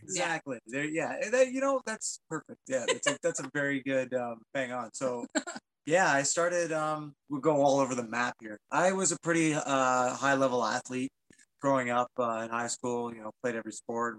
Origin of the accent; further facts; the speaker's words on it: Penetanguishene, Ontario, Canada; I am born and raised in Penetang, small town fella